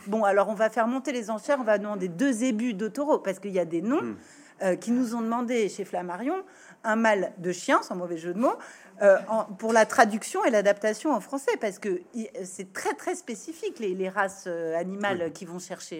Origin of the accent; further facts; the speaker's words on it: France; la première génération née en France et ne parlant pas le roumain